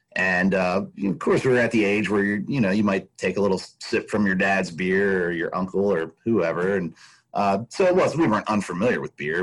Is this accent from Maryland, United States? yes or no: yes; Baltimore, Maryland, United States; moved away as an adult; also born or lived in western United States; now in Pennsylvania, United States; I grew up outside of Baltimore, northwest of Baltimore, in the suburbs